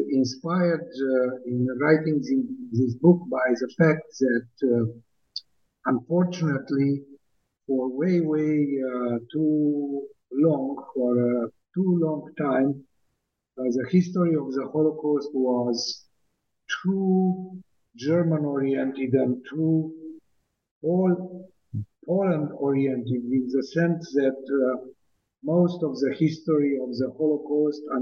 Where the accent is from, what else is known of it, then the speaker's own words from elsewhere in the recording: Bucharest, Romania; moved away as an adult; also born or lived in United States; now in Israel; I was born in uh, Bucharest in 1953